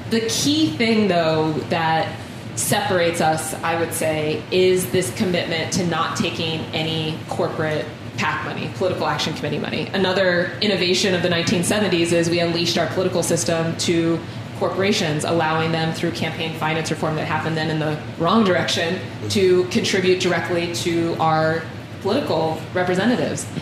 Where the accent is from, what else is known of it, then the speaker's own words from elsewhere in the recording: Columbus, Ohio, United States; this is where I'm from. This is home. I was born here.